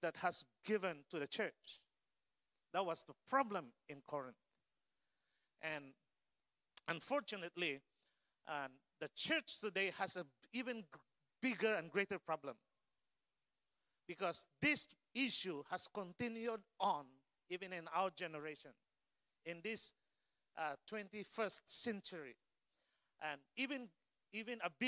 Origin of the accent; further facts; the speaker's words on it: Philippines; English is a second language; moved away; as a Filipino Asian